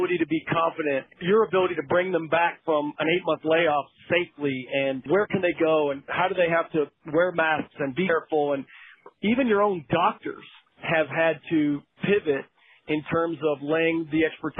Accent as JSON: {"language": "English", "region": "Texas", "country": "United States", "said": "I am from Texas, as you know, but not from West Texas"}